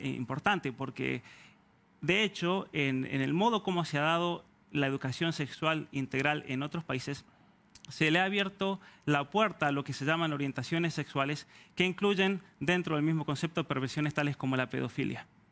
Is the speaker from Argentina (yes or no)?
yes; Argentina; now in Canada; Argentina, de donde soy oriundo